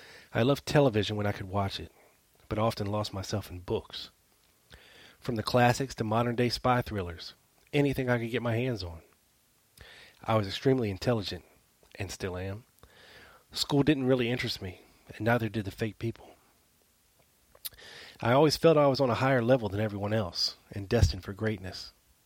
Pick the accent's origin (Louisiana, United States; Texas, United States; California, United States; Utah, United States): Louisiana, United States; New Orleans; I did meet some interesting people growing up in New Orleans who would come back in my life later.